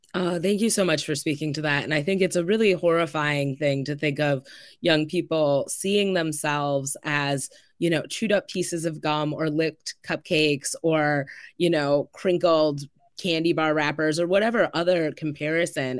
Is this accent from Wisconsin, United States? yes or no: yes; Madison, Wisconsin, United States; I grew up here in Madison. I went to public school